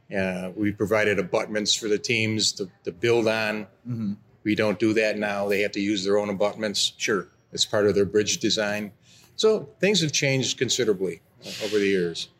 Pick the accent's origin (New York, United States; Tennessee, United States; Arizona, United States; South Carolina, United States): New York, United States; Rochester; I'm from Rochester, New York